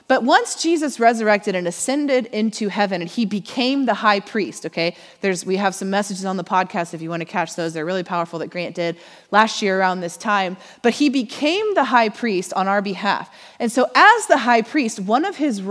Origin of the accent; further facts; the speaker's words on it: Missouri, United States; now in Oklahoma, United States; we're from Missouri